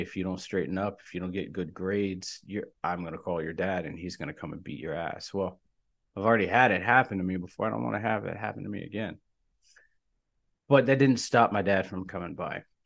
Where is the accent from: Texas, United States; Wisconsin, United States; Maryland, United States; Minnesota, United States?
Maryland, United States; Sharpsburg; I grew up in, in Maryland, in Sharpsburg, Maryland, in the backwoods